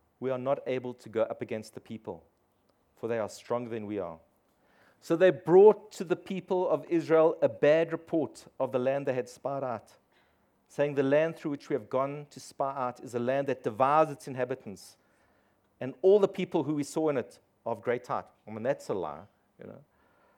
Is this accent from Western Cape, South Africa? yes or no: no; East Rand, Gauteng, South Africa; I grew up on the East Rand